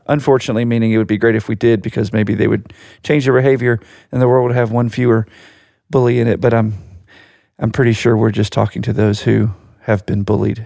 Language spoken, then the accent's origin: English; Virginia Beach, Virginia, United States; We grew up in Virginia Beach, Virginia.